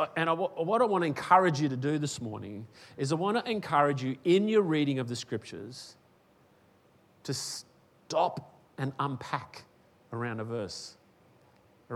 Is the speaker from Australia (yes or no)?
yes; Western Australia, Australia; now in Queensland, Australia; I was born in Western Australia. I came to Queensland